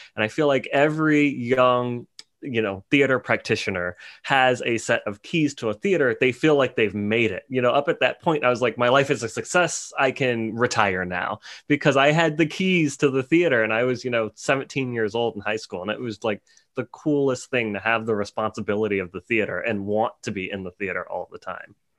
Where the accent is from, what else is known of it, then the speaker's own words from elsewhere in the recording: New Orleans, Louisiana, United States; I'm from New Orleans, Louisiana, which is probably one of the most, uh, colorful cities in, in America